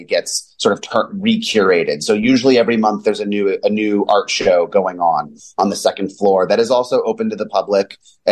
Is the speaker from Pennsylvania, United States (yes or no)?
no; Los Angeles, California, United States; also born or lived in New York / Bay Area; now in Chicago, United States; I'm from Los Angeles